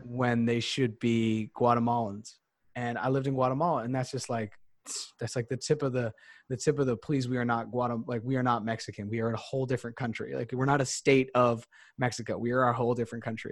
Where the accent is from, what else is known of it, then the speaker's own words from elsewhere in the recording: Bogota, Colombia; moved away; also born or lived in Memphis; I was born in Bogota